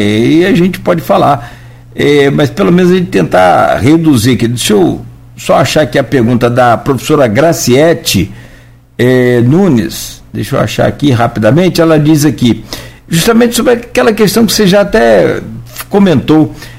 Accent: Rio de Janeiro, Brazil; nós somos do Rio

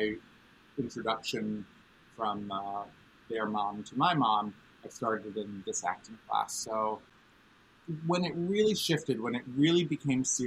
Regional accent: New York City, New York, United States; growing up in New York City.

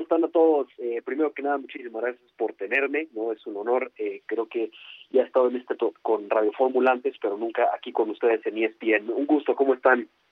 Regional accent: Mexico City, Mexico; also born or lived in Miami, United States; soy nacido en Miami, pero me considero completamente mexicano

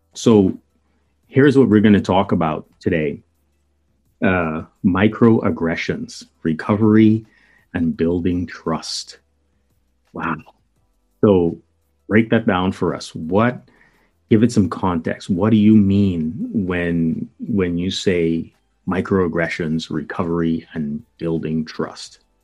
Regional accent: Bahamas; moved away as an adult; now in United States; I'm from the Bahamas, known officially as the Commonwealth of the Bahamas

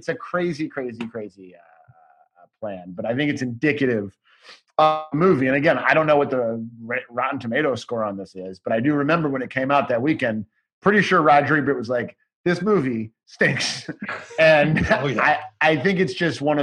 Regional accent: Chicago, Illinois, United States; now in Los Angeles, United States; I'm from Chicago. I grew up okay. Uptown in Chicago

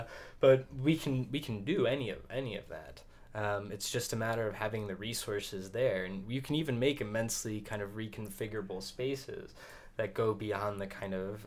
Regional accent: Atlanta, Georgia, United States; moved away; I'm from Atlanta originally

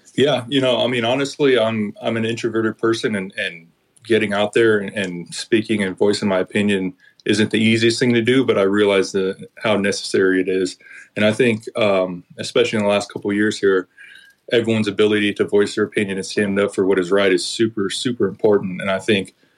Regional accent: Oakland, California, United States; my hometown team of the Oakland A's

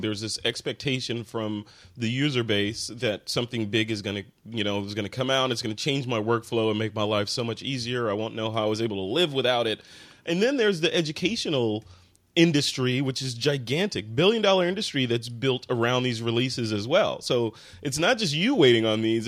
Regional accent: Chicago, Illinois, United States; I am from Chicago

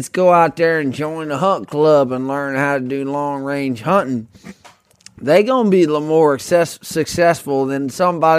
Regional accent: the South, United States; growing up in Southern dog hunting culture

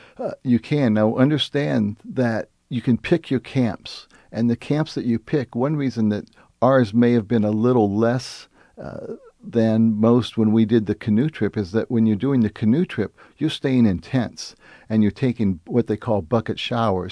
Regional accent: United States; as an American

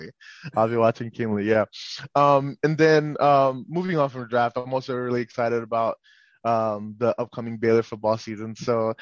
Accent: Nigeria; now in United States; I'm a Nigerian. I was born in Nigeria, grew up in Nigeria

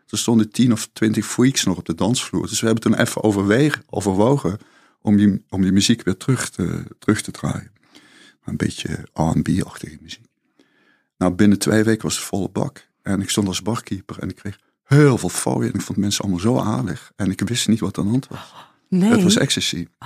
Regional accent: Limburg, Netherlands; toen ik naar Amsterdam verhuisde. Ik, ik kwam uit Zuid-Limburg.

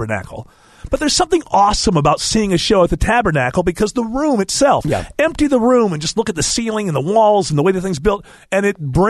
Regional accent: Rochester, New York, United States; now in Atlanta, United States; I came from my hometown of Rochester, which is a mid-sized city at best

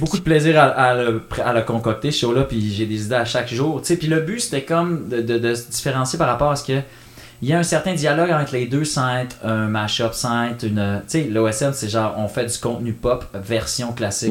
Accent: Canada; je suis Canadien

